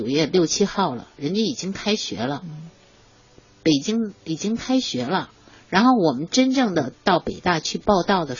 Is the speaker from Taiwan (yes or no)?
no; Japan; born there; 中央领导就是让我回回日本，因为我是出生在日本的。